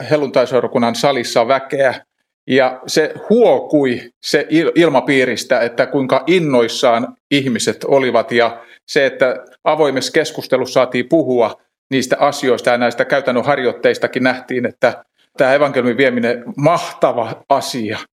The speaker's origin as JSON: {"language": "Finnish", "town": "Pori", "region": "Satakunta", "country": "Finland", "said": "Mä oon Porista ja varikkoseurakunta Noormarkussa, jossa työstä vastaan vanhimmistopuheenjohtajana."}